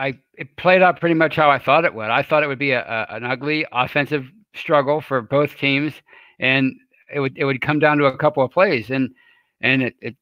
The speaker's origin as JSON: {"language": "English", "town": "Pittsburgh", "region": "Pennsylvania", "country": "United States", "tie": "born or raised there", "said": "Because I grew up right in the heart of Pittsburgh"}